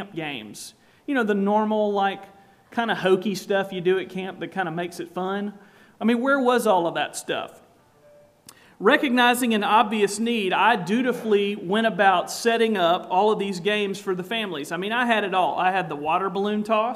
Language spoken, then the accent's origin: English; South Carolina, United States; I'm from South Carolina, if you hadn't picked up from the accent already